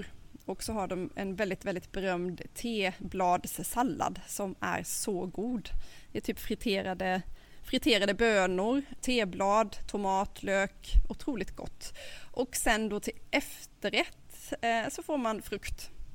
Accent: Sweden; vi svenskar

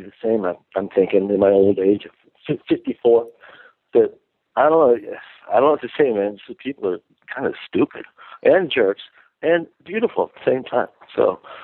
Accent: Binghamton, New York, United States; moved away; where I grew up in Binghamton, New York

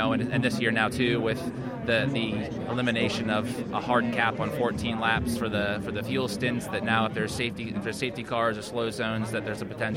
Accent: United States; being an American

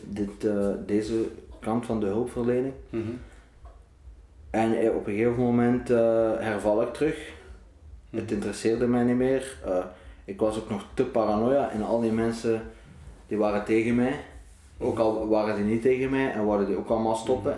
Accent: Ghent, Flanders, Belgium; geboren in Gent, 1995

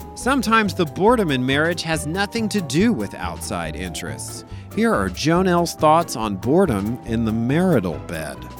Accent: Louisiana, United States; moved away; I'm from Louisiana

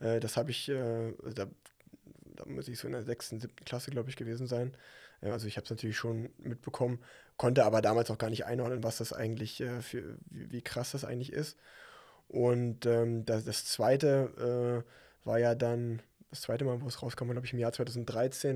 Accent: Unna, North Rhine-Westphalia, Germany; in meiner, meiner Heimatstadt Unna

